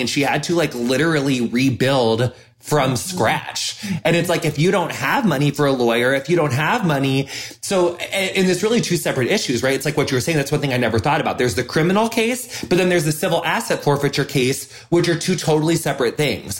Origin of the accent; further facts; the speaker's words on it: the middle of America, Midwest, United States; as a white person growing up in the middle of America